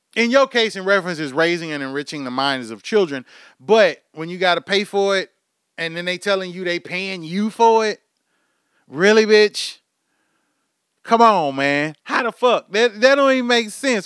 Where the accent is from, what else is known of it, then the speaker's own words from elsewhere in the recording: Houston, Texas, United States; moved away as an adult; now in Oklahoma, United States; somebody that's from, born, bred, raised in Houston, motherfucking me, Texas